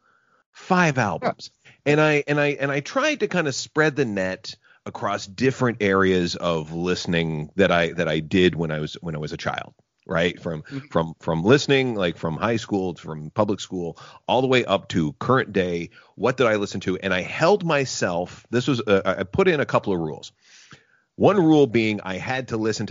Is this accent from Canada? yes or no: yes; Gananoque, Ontario, Canada; growing up in Gananoque, Ontario, as I did